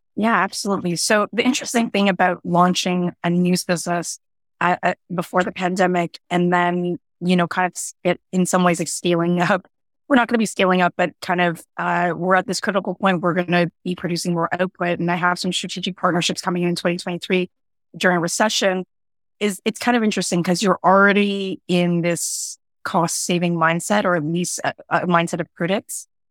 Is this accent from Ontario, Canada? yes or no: yes; Toronto, Ontario, Canada; I grew up in an area, um, a suburb called Scarborough, which is an inner suburb in Toronto